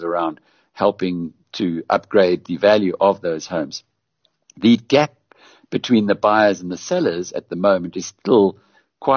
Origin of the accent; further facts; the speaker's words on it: South Africa; also born or lived in United Kingdom; as a South African